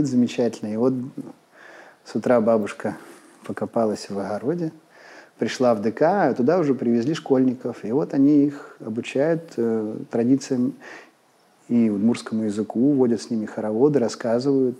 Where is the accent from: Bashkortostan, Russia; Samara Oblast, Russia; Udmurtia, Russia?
Udmurtia, Russia; Izhevsk; moved away as an adult; 19 моих первых лет жизни были связаны с Ижевском